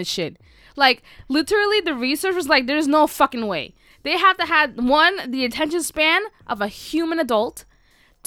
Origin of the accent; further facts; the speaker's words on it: New York City, New York, United States; I was born in the Bronx